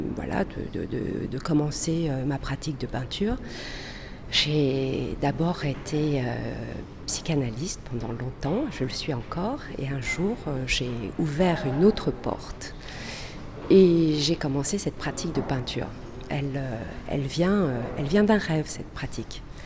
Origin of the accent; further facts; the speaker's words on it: France; also born or lived in Chile; Je suis née au Chili, d'une famille chilienne. Euh, et j'ai grandi en France.